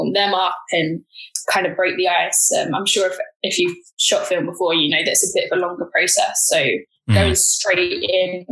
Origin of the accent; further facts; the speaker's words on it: London, United Kingdom; I grew up in South London